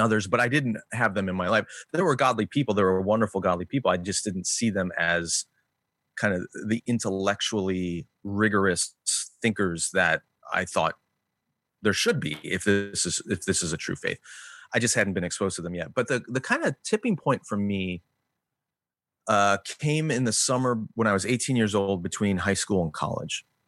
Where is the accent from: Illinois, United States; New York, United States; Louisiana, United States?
Illinois, United States; Glen Ellyn; also born or lived in Berwyn, Illinois; I grew up in Glen Ellen